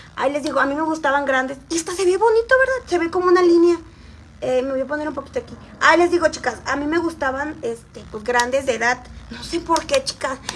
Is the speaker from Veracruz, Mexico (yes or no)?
yes; Xalapa, Veracruz, Mexico; Soy de la ciudad de Jalapa